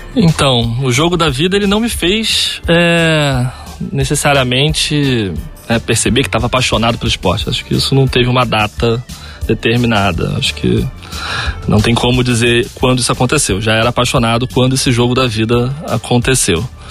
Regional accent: Rio de Janeiro, Brazil; eu sou é, da zona oeste do Rio de Janeiro, de Santa Cruz, então morava numa, numa favela lá de Santa Cruz

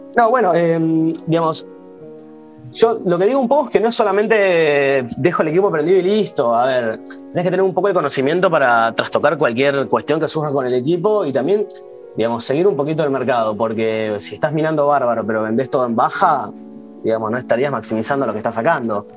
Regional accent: Argentina; en Argentina, digamos, estamos un poquito cubiertos

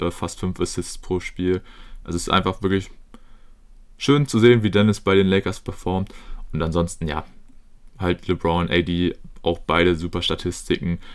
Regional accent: Germany; als Deutscher

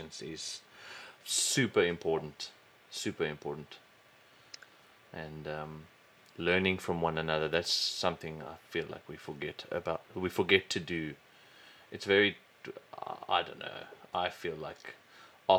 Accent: South Africa; we were growing up in South Africa

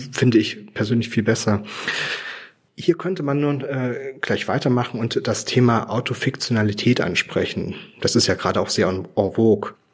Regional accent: Weimar, Thuringia, Germany; meine Heimatstadt Weimar

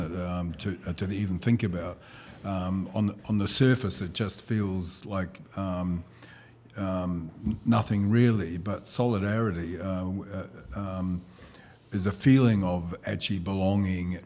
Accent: Auckland, New Zealand; I was raised in Te Atatū, the Rising Sun. It's a suburb in West Auckland.

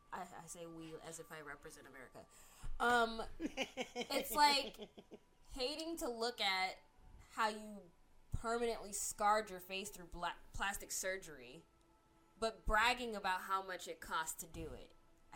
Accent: Germany; growing up in Germany, we all knew about the Holocaust.

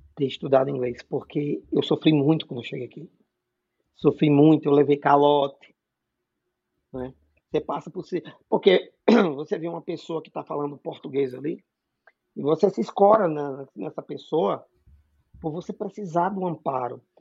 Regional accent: Natal, Rio Grande do Norte, Brazil; moved away as an adult; now in Massachusetts, United States; eu sou nordestino, com muito orgulho, eu sou de Natal, no Rio Grande do Norte

